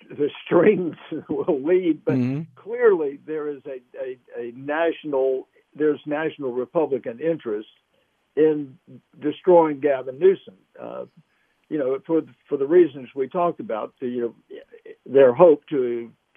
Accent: Alabama, United States; I'm coming from Alabama.

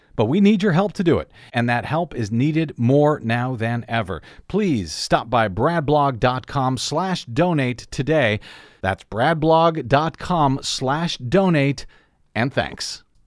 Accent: Missouri, United States; moved away; my home state and run for that, uh, down in the boot hill of Missouri

